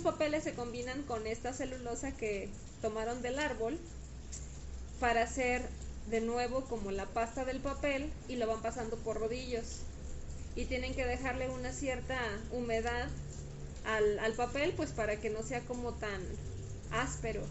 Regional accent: Guadalajara, Jalisco, Mexico; Nosotros somos de Guadalajara

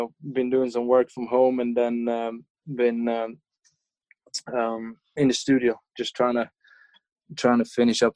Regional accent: Sweden; moved away as an adult; Since I got back to Sweden

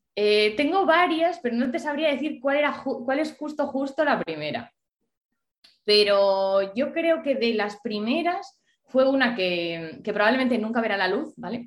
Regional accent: Ponferrada, Castile and León, Spain; moved away as an adult; also born or lived in Vigo; yo soy de Ponferrada, pero me vine a estudiar a Vigo

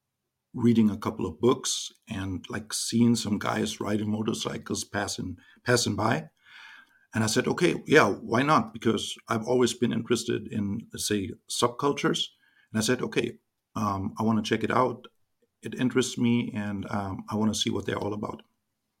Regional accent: Germany; I was born and raised in Germany, 44 years old

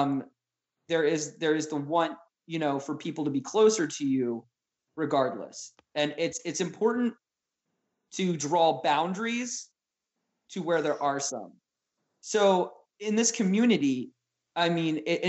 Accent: Arden, Delaware, United States; I grew up in a town founded by Shakespearean actors called Arden in Arden, Delaware

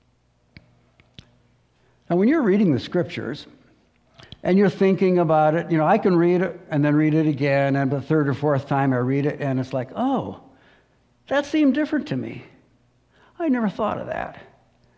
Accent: United States; I'm a patriotic American

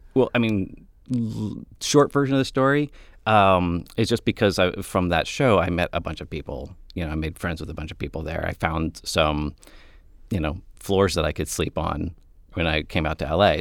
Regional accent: Mansfield, Ohio, United States; moved away; I was from Mansfield. I had just graduated from film school

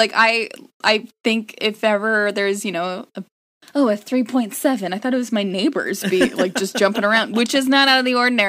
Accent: California, United States; I grew up in Fire County, like Sonoma, mm-hmm. Marin County, where everything has burned.

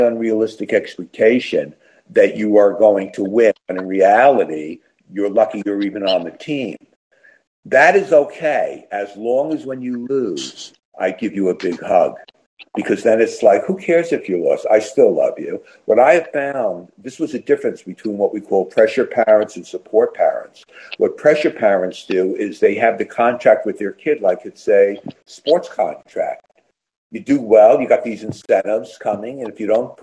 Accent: Westport, Connecticut, United States; my hometown of Westport, Connecticut

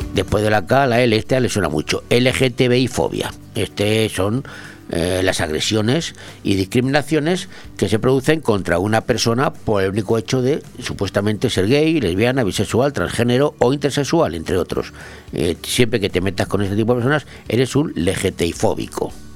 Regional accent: Madrid, Community of Madrid, Spain; yo soy de Madrid

